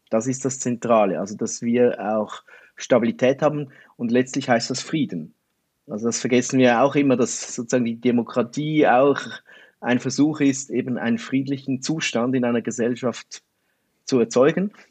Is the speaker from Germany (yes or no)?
no; Switzerland; Also man hört es vielleicht auch, ich bin Schweizer.